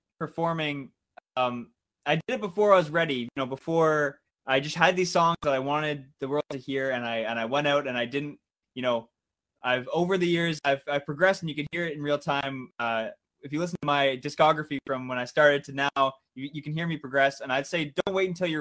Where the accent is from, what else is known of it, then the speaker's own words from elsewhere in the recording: Georgetown, Ontario, Canada; I'm streaming from my hometown of Georgetown, Ontario, which is just about an hour outside of Toronto